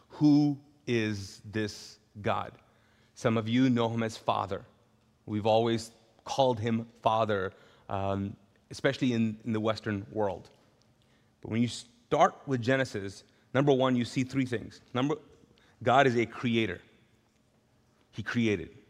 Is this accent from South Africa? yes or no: no; Pakistan; I'm Pakistani, my, my, my, dad was uh, born and raised in Pakistan.